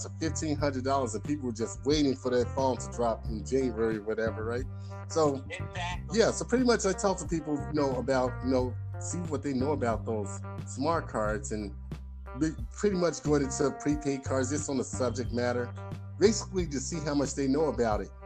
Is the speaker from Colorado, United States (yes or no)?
no; Chicago, Illinois, United States; I'm from Chicago